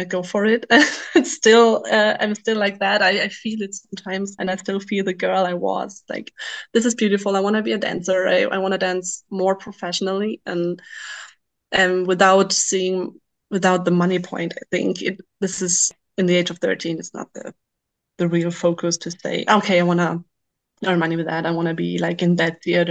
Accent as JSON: {"language": "English", "region": "western Germany", "country": "Germany", "second_language": "English", "moved": "as an adult", "lives_now": "Wilhelmshaven, Germany", "said": "I'm from Germany. I'm originally from the West, but I moved many years ago to the northern coast to be at the ocean"}